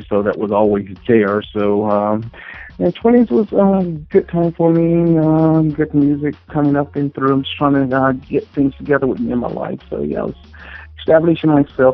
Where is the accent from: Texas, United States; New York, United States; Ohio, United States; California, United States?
New York, United States; upstate; also born or lived in Virginia / North Carolina; I'm from upstate New York